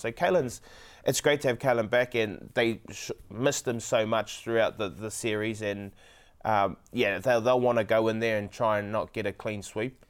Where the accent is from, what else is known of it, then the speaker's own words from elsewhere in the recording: Queensland, Australia; I'm a Queenslander, so Queenslander all the way